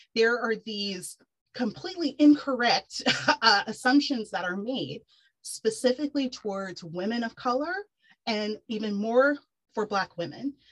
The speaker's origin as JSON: {"language": "English", "region": "Texas", "country": "United States", "tie": "born or raised there", "also_born_or_lived": "New York City", "moved": "as an adult", "said": "I'm born and raised in Texas."}